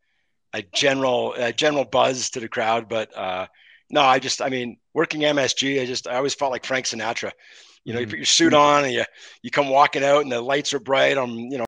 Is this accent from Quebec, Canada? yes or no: yes; Montreal, Quebec, Canada; I grew up in Montreal